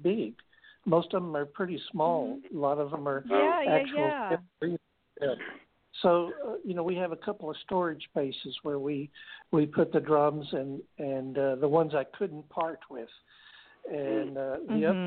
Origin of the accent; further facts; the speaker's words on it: United States; growing up in America